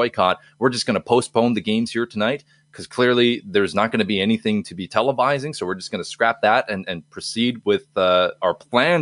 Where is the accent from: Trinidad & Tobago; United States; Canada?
Canada; as a Canadian